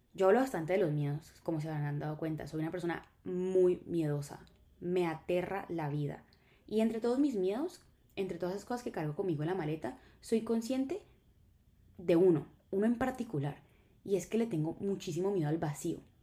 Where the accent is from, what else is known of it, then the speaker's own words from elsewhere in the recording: Colombia; en Colombia somos los reyes de la escasez